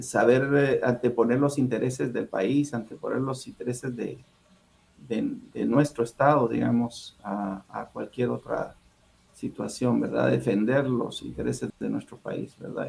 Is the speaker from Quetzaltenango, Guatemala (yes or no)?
no; Guatemala City, Guatemala Department, Guatemala; moved away as an adult; also born or lived in Huehuetenango, Guatemala; now in Los Angeles, United States; yo soy originario de Huehuetenango, el departamento de Huehuetenango, Guatemala, ahí nací